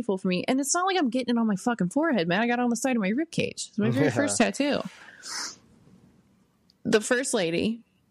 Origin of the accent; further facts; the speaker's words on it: Missouri, United States; I was born and raised here in Missouri